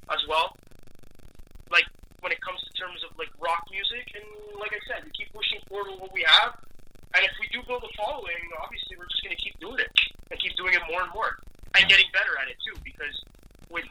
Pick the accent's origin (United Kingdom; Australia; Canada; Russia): Canada; Montreal, Quebec; we're not French. We're Canadian, so we're Anglophone